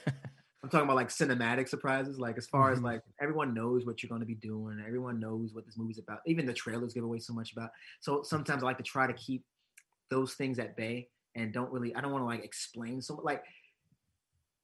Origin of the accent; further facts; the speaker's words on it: Hyattsville, Maryland, United States; my hometown in Hyattsville